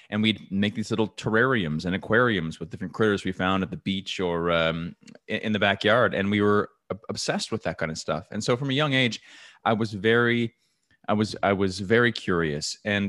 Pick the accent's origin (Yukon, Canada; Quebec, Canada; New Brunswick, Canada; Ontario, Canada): New Brunswick, Canada; So I grew up in New Brunswick, Canada, which is right above Maine in North America.